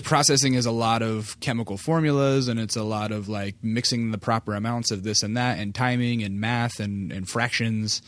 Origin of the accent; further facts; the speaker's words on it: Alaska, United States; moved away; I grew up in Alaska